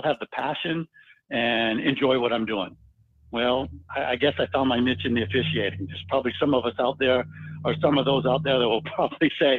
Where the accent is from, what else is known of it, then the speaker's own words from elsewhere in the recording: Virginia Beach, Virginia, United States; I grew up in Virginia Beach